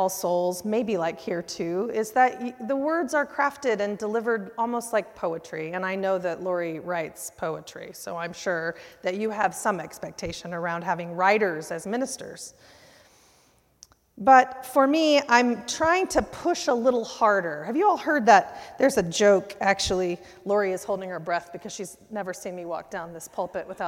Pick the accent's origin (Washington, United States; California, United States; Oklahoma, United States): Oklahoma, United States; Oklahoma City; now in Tulsa, United States; I grew up here in Oklahoma City